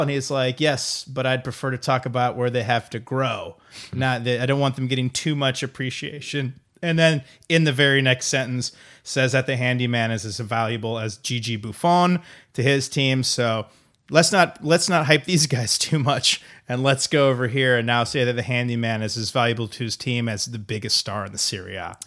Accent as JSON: {"language": "English", "region": "Iowa", "country": "United States", "said": "I'm from Iowa, I'm not from Chicago."}